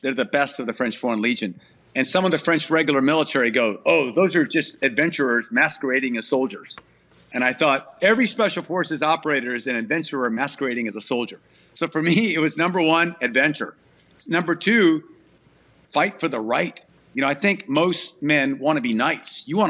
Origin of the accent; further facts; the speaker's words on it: Thailand; also born or lived in Fort Worth, United States; I was born in Fort Worth, but when I was 9 months old, we went to Thailand. So I grew up as a missionary kid in Thailand, and mom and dad are still there.